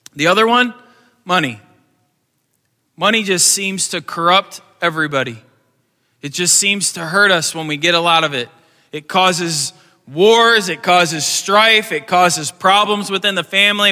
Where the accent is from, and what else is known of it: United States